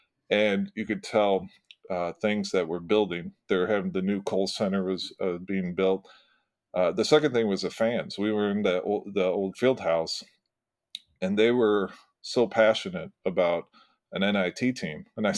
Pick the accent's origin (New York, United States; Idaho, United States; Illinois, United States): Illinois, United States; Peoria; Bradley, which is in my hometown.